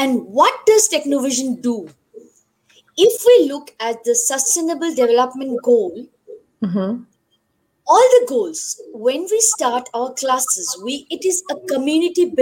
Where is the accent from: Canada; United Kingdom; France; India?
India; now in Johannesburg, South Africa; I am an Indian. I am staying in South Africa